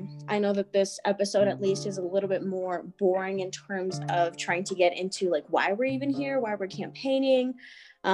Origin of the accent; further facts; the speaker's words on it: Reno, Nevada, United States; also born or lived in Carson City, Nevada / Dayton, Nevada; I was born in Reno, Nevada, as some of us are here. And then I did go between Carson City and Dayton